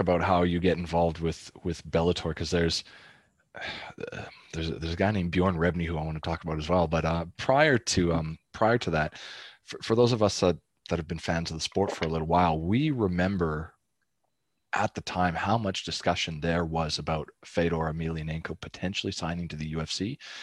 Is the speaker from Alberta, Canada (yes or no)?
yes; Calgary, Alberta, Canada; I'm from Calgary.